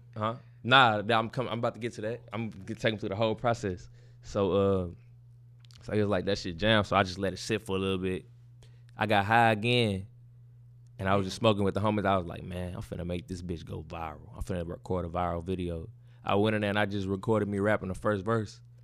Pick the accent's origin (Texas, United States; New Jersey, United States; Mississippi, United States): Texas, United States; Baytown; I'm from Baytown, Texas.